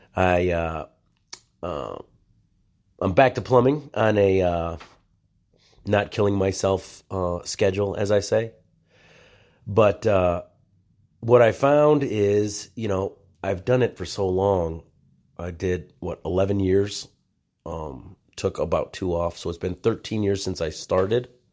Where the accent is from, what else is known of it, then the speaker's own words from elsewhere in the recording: United States; I am an American of Mexican descent